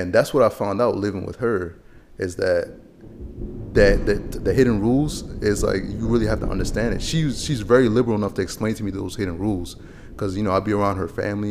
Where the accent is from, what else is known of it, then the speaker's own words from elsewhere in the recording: Harford County, Maryland, United States; also born or lived in Chad; growing up in Harford County